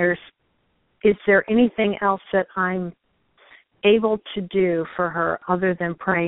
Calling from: St. Louis, Missouri, United States; I'm calling from St. Louis.

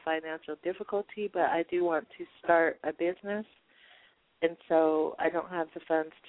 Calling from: Colorado, United States; I'm calling from Colorado.

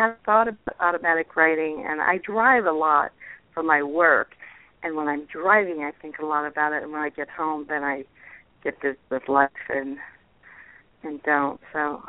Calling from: Ohio, United States; I'm calling from Ohio.

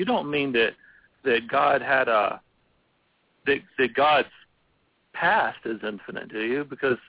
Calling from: Abilene, Texas, United States; I'm calling from Abilene, Texas.

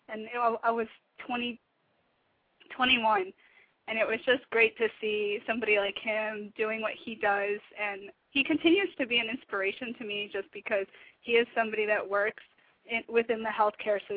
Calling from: Atlanta, Georgia, United States; It's …. I'm in Atlanta.

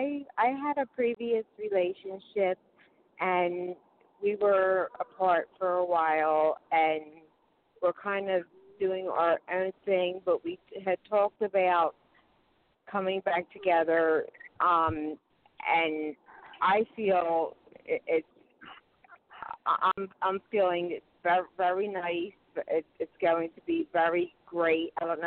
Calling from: Pennsylvania, United States; I'm from Pennsylvania.

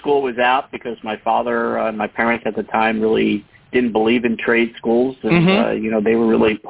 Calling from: Longmeadow, Massachusetts, United States; I am in Western Massachusetts, outside of Springfield, in a town called Longmeadow.

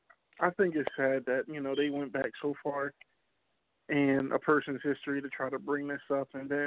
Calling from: New Jersey, United States; Calling from Jersey.

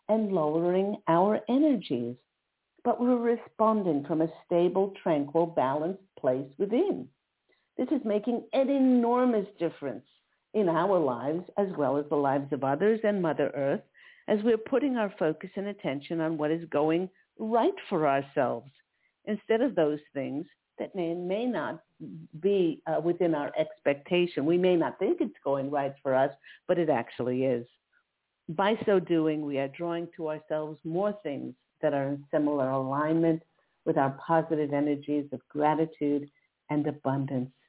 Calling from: Philadelphia, Pennsylvania, United States; … from Philadelphia, Pennsylvania.

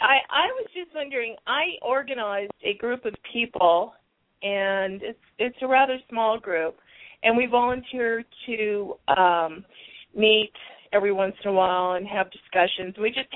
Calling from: Arizona, United States

